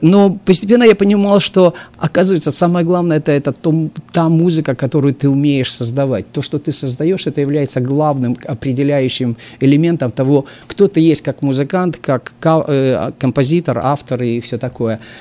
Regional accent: Moldova; moved away; Это мои, как бы, братья земляки, во-первых. Я сам из Молдавии

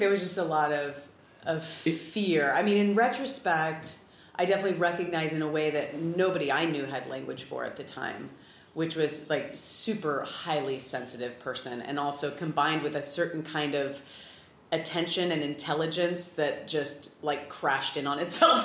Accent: California, United States; also born or lived in San Diego / Los Angeles; I grew up in California. I lived for eight years in San Diego.

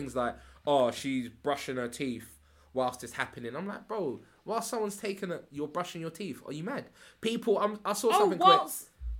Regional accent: Nigeria; I'm Nigerian.

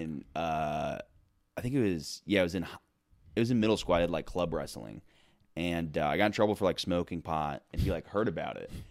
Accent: Florida, United States; moved away; I'm from Florida originally

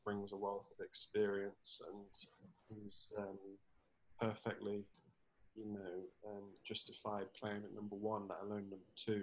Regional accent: Nottingham, East Midlands, United Kingdom; It's obviously my hometown, my home club. I've been, you know, in Nottingham for the majority of my life

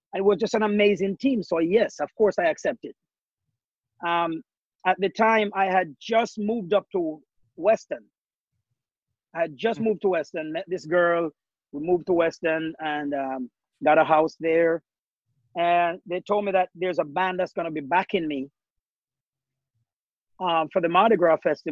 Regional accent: Jamaica; now in Norwalk, United States; we growing up in Jamaica

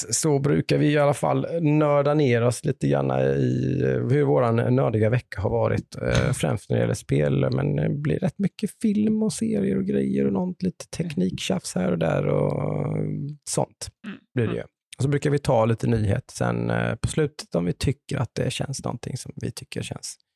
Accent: Nässjö, Jönköping County, Sweden; Det gjorde det? i eh, lilla Nässjö där jag kommer ifrån.

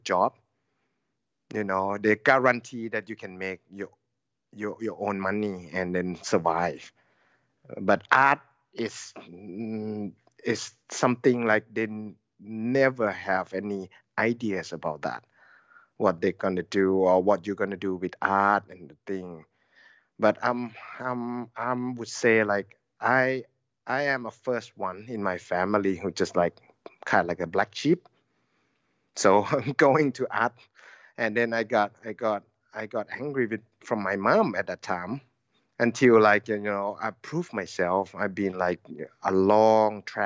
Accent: Lampang, Thailand; English is a second language; moved away as an adult; also born or lived in Sydney, Australia; now in Chiang Mai, Thailand; I born in Lampang, which is my hometown over there, about 100 kilometers from Chiang Mai. And never left Lampang until I have to get to study art

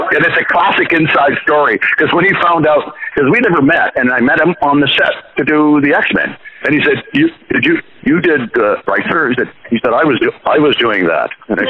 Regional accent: Canada; also born or lived in Ireland; when I moved from Ireland back to Canada, when I was like 4 or 5

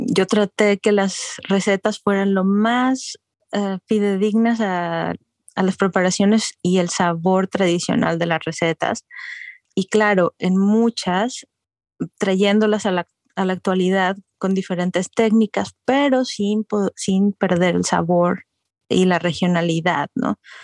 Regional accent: Guadalajara, Jalisco, Mexico; moved away as an adult; also born or lived in Arizona; now in Austin, United States; soy originaria de Guadalajara, Jalisco, y ahorita vivo en Austin, Texas, desde el 2008, pero pues estudié

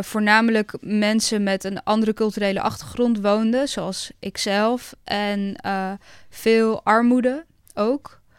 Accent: Zoetermeer, South Holland, Netherlands; moved away; also born or lived in Amsterdam; ik ben opgegroeid in Zoetermeer in een hele grote flat

